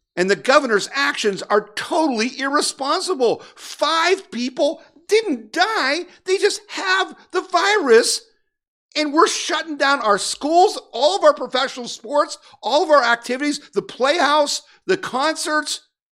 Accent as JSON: {"language": "English", "country": "United States", "said": "I'm an American"}